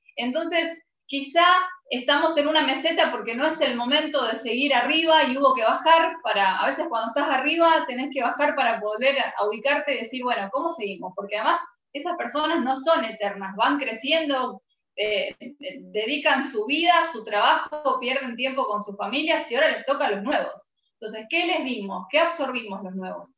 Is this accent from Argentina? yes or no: yes; Argentina; yo nací en Argentina, mi país es recontra rockero